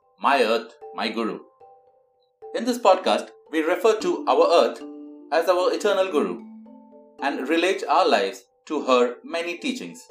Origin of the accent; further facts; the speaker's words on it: India; I take pride in being a part of this ancient culture as an Indian